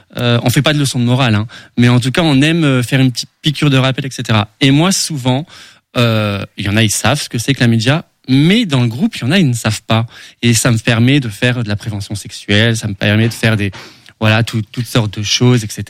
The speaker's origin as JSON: {"language": "French", "town": "Sedan", "region": "Grand Est", "country": "France", "tie": "born or raised there", "said": "Je suis né à Sedan."}